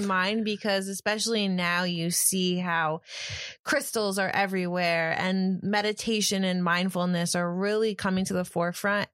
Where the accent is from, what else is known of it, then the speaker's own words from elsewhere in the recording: Ithaca, New York, United States; now in New Jersey, United States; I grew up in Ithaca, New York, which is probably the hippie capital of the East Coast